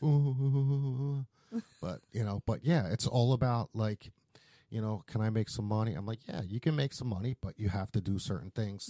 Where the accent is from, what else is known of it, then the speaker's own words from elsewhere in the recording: Philadelphia, Pennsylvania, United States; moved away; I grew up in Philadelphia